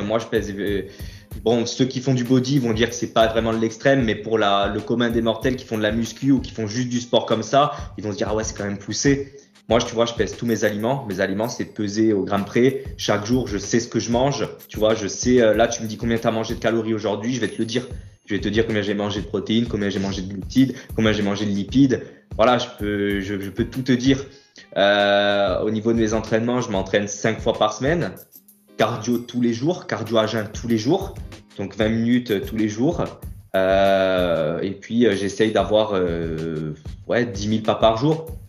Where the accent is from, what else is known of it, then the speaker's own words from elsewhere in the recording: Ajaccio, Corsica, France; je suis né à Ajaccio et j'ai grandi en Corse. Euh, voilà, j'ai toujours vécu en Corse sur Ajaccio.